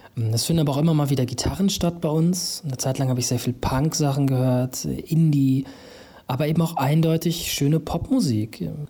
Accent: Münster, North Rhine-Westphalia, Germany; in der Nähe meiner Heimat Münster

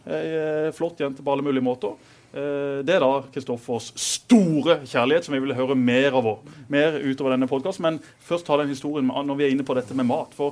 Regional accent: Lyngdal, Agder, Norway; Jeg er jo fra Lyngdal som legger deg klokka ti.

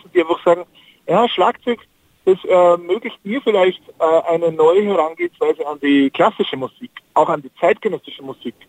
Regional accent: Austria; ich bin ja Österreicher

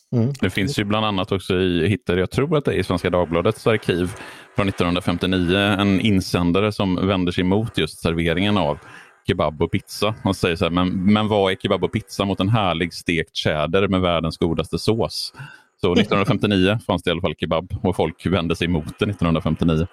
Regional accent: Borås, Västra Götaland, Sweden; jag åt kebab när jag växte upp i Borås på den lokala pizzerian

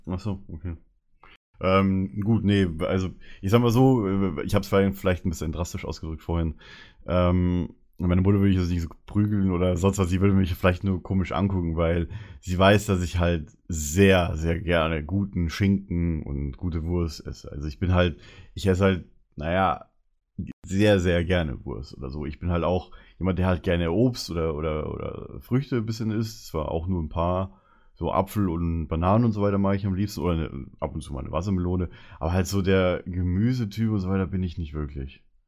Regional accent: Bavaria, Germany; moved away

